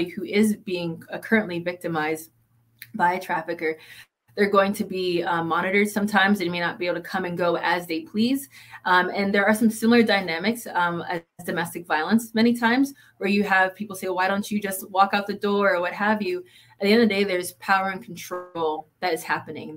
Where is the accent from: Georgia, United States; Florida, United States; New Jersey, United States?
Florida, United States; South; moved away as an adult; now in Ohio, United States; I'm from South Florida, is where I grew up my whole life